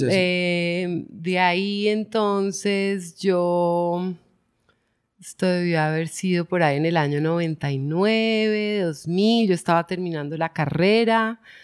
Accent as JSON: {"language": "Spanish", "region": "Bogotá", "country": "Colombia", "tie": "born or raised there", "also_born_or_lived": "Medellín", "moved": "yes", "said": "crecí en Bogotá, pero pues mis ancestros y todos son de acá"}